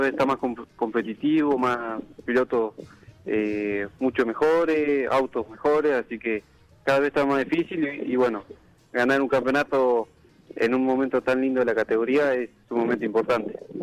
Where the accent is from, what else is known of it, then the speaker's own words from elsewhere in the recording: General La Madrid, Buenos Aires Province, Argentina; now in Necochea, Argentina; soy de General a Madrid, en, este momento estoy viviendo en Necochea